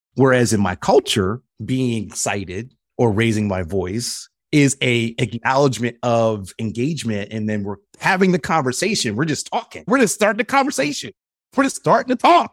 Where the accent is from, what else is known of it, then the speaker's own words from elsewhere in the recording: Philadelphia, Pennsylvania, United States; a heterosexual black man growing up in Philadelphia with a very American mindset